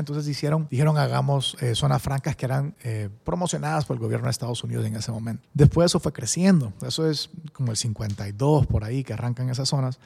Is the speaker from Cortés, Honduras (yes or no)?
yes; San Pedro Sula, Cortés, Honduras; also born or lived in Spain; yo crecí en San Pedro